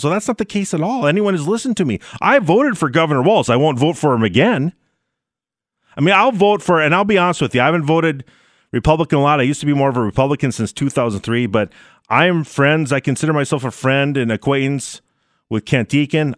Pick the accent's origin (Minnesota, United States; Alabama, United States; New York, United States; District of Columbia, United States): Minnesota, United States; also born or lived in North Dakota; I did live in North Dakota for a while, but I was born and raised in Minnesota, and I live there now.